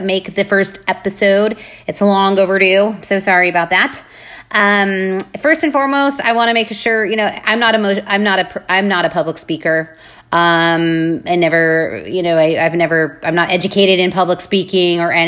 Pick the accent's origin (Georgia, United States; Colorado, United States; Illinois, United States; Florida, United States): Colorado, United States; Arvada; moved away as an adult; now in Charlotte, United States; I was born and raised in Arvada, Colorado